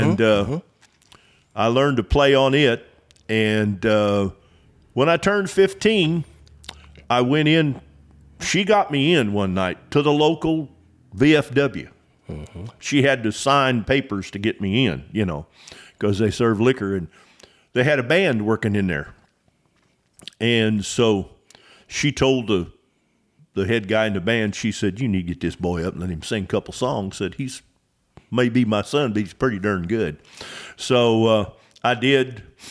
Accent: Robinson, Illinois, United States; also born or lived in Nashville, Tennessee / Texas; now in Magnolia, Texas, United States; it was made in my hometown of Robinson, Illinois, L.S. Heath and Sons. And I grew up about 5 blocks from the factory.

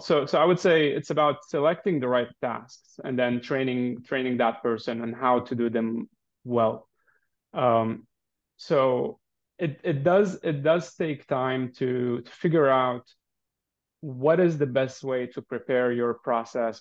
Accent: Lebanon; moved away as an adult; I'm originally from Lebanon, was born and raised there

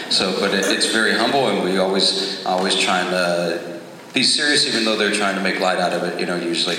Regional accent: Dallas, Texas, United States; from Dallas, Texas

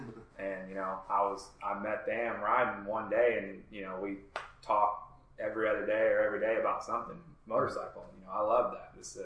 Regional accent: Dallas, Texas, United States; now in Nashville, United States; And I'm glad it's coming more to Nashville because I came from Dallas and I rode with a group called DFW Sumos.

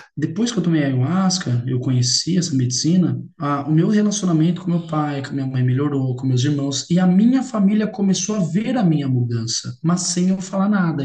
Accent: Limeira, São Paulo, Brazil; Eu sou de Limeira, São Paulo.

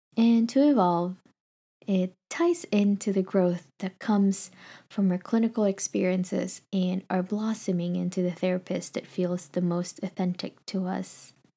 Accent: Philippines; now in California, United States; I was born and raised in the Philippines

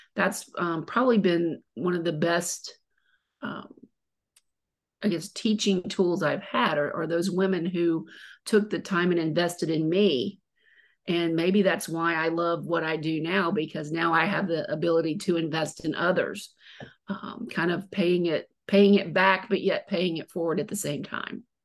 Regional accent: Mobile, Alabama, United States; I was born and raised in Mobile

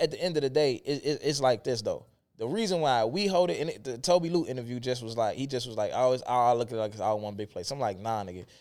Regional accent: Chicago, Illinois, United States; when I was in the city

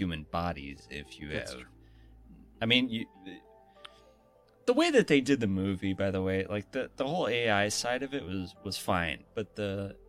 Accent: Boston, Massachusetts, United States; Of course I'm from Boston. Where else do you expect a woman like this to come?

